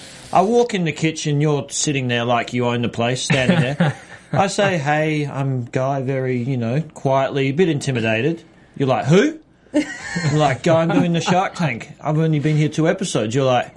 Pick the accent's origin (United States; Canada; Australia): Australia; I am Australian.